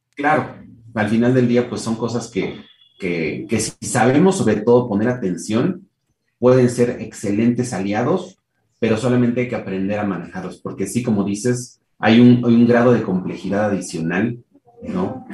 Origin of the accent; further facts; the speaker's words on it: Mexico; soy mexicano de nacimiento